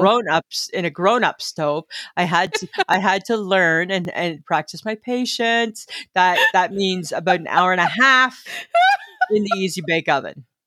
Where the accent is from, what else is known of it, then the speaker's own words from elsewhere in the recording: Ontario, Canada; when I was growing up in Little Stainer, Ontario